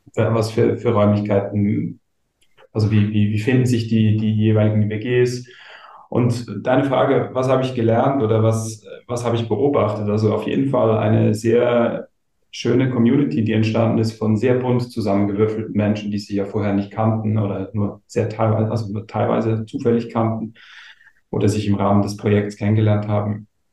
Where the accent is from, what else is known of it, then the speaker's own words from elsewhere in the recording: Gommiswald, St. Gallen, Switzerland; now in Lichtensteig, Switzerland; ich bin vor einem Jahr wieder in meine alte Heimat zurückgezogen nach Lichtensteig. Ähm, ich komme ursprünglich aus Gommiswald